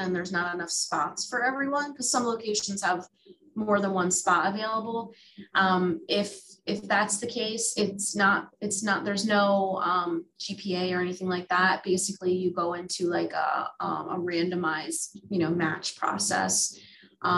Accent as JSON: {"language": "English", "region": "New Jersey", "country": "United States", "also_born_or_lived": "Philadelphia area", "moved": "as an adult", "lives_now": "Philadelphia, United States", "said": "I'm originally from New Jersey, and I moved to the Philadelphia area for my undergrad, and I've been here ever since"}